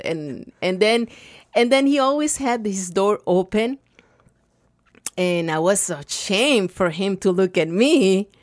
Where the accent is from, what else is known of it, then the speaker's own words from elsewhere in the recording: Nogales, Sonora, Mexico; English is a second language; moved away as an adult; also born or lived in Rio Rico, Arizona; now in Tucson, United States; I've born in Nogales, Sonora uh, 54 years ago